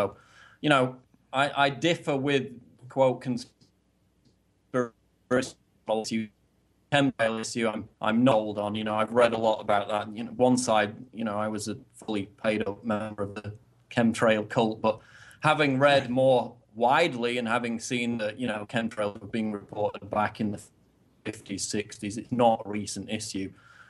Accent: the north of England, United Kingdom; I mean, I'm from the north, so I would normally be quite broad, so I've tempered my accent over the years to sound more kind of, you know, middle of the road, but I still have an accent

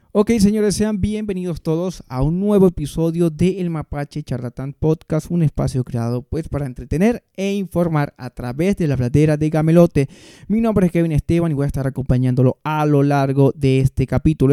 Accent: Venezuela; moved away; soy venezolano

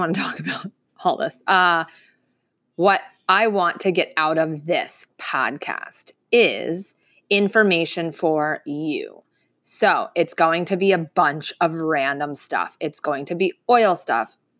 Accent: Lighthouse Point, Florida, United States; I'm born and raised in Fort, in South Florida. Uh, I grew up in Lighthouse Point

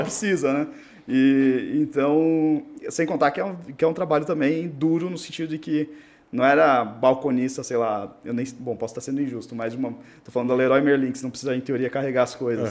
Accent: Rio Negrinho, Santa Catarina, Brazil; also born or lived in Corupá; Eu sou do interior de Santa Catarina, é, Rio Negrinho, uma cidade é, divisa com o Paraná, uhum. do norte do estado. E, bom, nasci, nasci morei lá até os sete anos de idade.

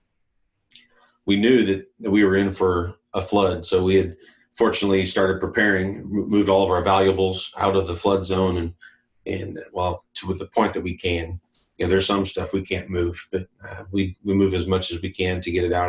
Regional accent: Oklahoma, United States; I grew up in the Methodist camping system here in Oklahoma.

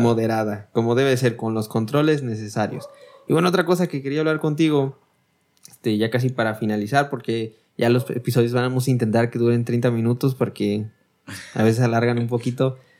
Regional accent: Mexico; nosotros somos los somos mexicanos

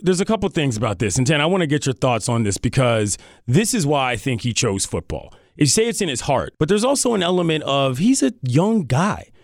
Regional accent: Washington, District of Columbia, United States; born or raised there

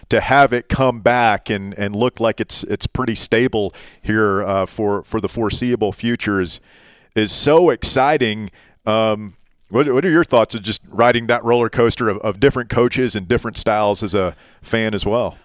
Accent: East Tennessee, United States; growing up in East Tennessee, listening to John Ward do games

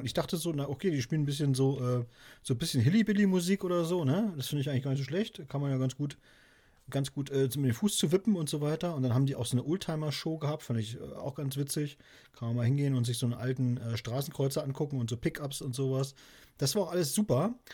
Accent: Wolgast, Mecklenburg-Vorpommern, Germany; Wolgast hier, das ist ja äh, meine Geburtsstadt sozusagen, gleich um die Ecke

